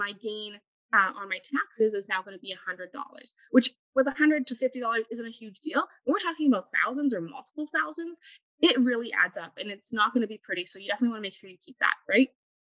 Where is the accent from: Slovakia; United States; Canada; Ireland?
Canada; For example, me as a Canadian citizen